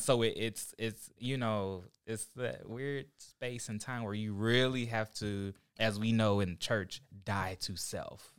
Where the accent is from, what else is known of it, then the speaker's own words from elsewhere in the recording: Oklahoma, United States; also born or lived in Ohio; now in California, United States; I'm from Oklahoma originally